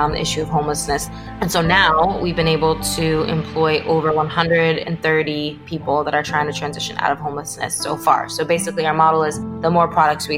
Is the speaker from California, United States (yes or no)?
yes; Los Angeles, California, United States; I grew up in Los Angeles, born and raised